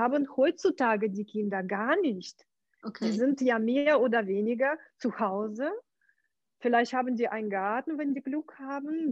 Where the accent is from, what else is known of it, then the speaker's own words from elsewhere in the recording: Ukraine; German is a second language; moved away as an adult; now in Germany; also geboren bin ich in der Ukraine.